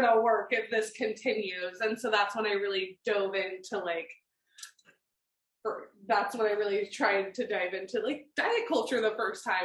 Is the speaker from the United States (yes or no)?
yes; Oregon, United States; also born or lived in Portland / Germany; I grew up in Oregon, born and raised